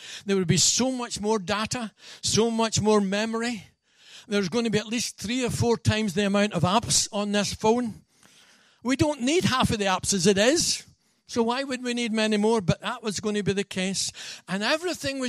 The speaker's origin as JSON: {"language": "English", "region": "Scotland", "country": "United Kingdom", "said": "being a Scotsman"}